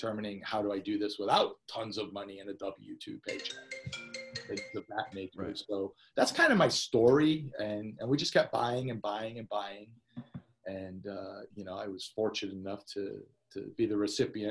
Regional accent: Portland, Connecticut, United States; moved away as an adult; also born or lived in Los Angeles, California; I grew up in Portland, Connecticut

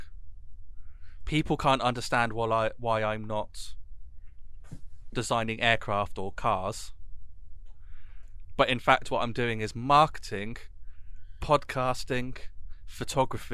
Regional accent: North Devon, South West England, United Kingdom; also born or lived in Exeter; I was in a small school in North Devon

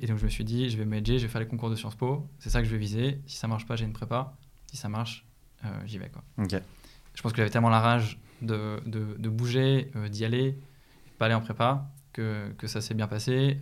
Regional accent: Écully, Auvergne-Rhône-Alpes, France; j'ai grandi à Lyon. j'ai grandi à Écully d'ailleurs

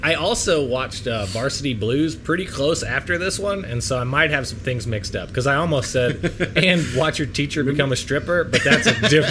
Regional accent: Mexico, Missouri, United States; I'm from Mexico, Missouri

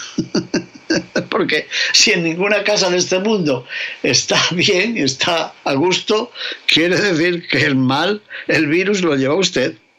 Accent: León, Castile and León, Spain; mi tierra de León

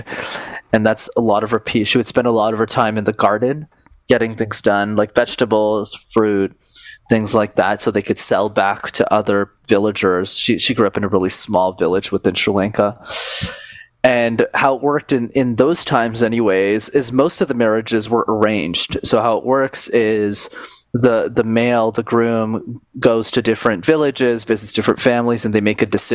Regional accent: Canada; I was born in Canada a few years after their wedding.

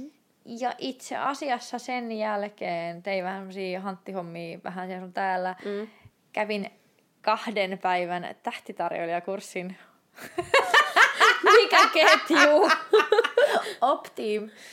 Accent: Turku, Southwest Finland, Finland; moved away as an adult; also born or lived in Tampere / Lapland; olin turkulainen

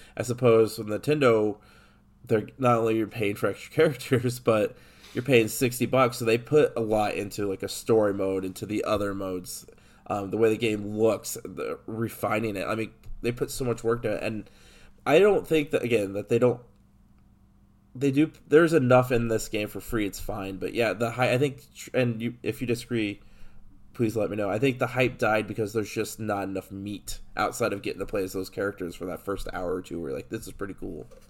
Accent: Illinois, United States; I grew up in Illinois

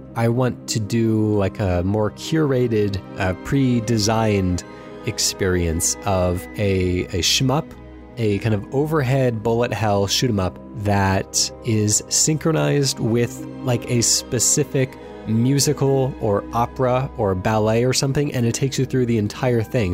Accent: Anaheim, California, United States; moved away; I grew up in Anaheim, California

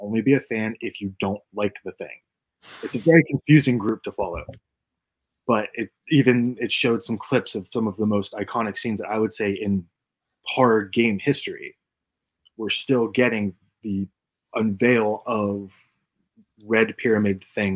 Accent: Pennsylvania, United States; I was born in Pennsylvania with a coal breaker, like abandoned one, was behind my house

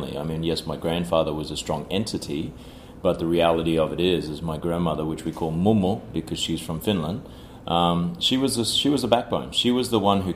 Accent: Cairns, Queensland, Australia; moved away as an adult; also born or lived in Sydney, Australia / Washington, D.C., United States; now in New York, United States; Born and bred in Australia, from a very small town in the north called Cairns

